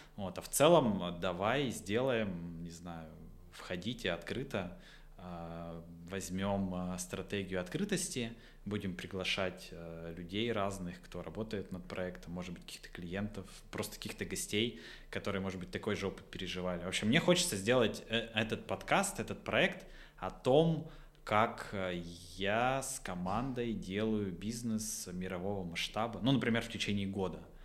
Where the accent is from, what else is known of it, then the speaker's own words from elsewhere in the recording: Votkinsk, Udmurtia, Russia; also born or lived in Izhevsk; я из Воткинска